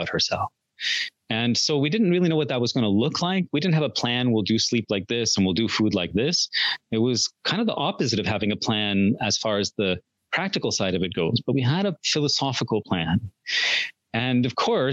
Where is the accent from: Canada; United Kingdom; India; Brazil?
India; both of us grew up in very traditional coercive households. I'm from India.